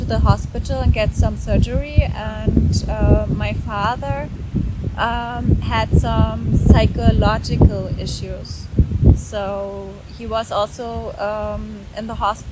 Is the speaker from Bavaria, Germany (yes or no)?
no; Oranienburg, Brandenburg, Germany; moved away as an adult; also born or lived in Hanover; I was born in 1984 in Oranienburg. That's near Berlin. I grew up there